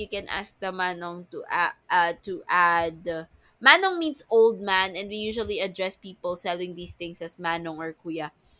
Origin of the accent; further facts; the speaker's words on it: Manila, Metro Manila, Philippines; Ah no, the first time I ate dirty ice cream, I was living, that's where I grew up, in Manila.